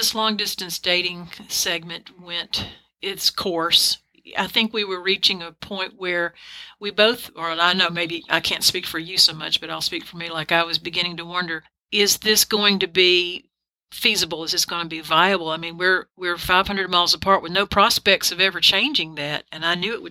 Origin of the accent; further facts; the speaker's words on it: Alabama, United States; moved away; I was from Alabama as a child.